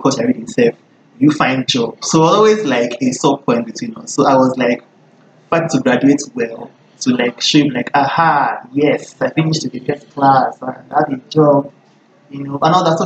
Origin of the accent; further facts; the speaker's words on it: Lagos, Nigeria; I grew up in Lagos